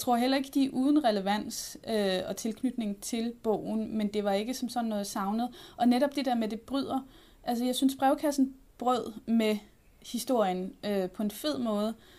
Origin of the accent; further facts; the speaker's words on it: North Zealand, Capital Region of Denmark, Denmark; jeg er fra, fra Sjælland. Jeg er fra Nordsjælland.